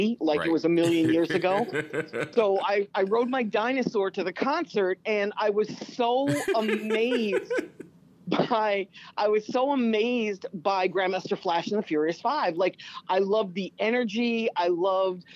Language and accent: English; suburb of Philadelphia, Pennsylvania, United States; moved away as an adult; also born or lived in New York; I'm from Philly. Okay. I'm from a suburb of Philadelphia.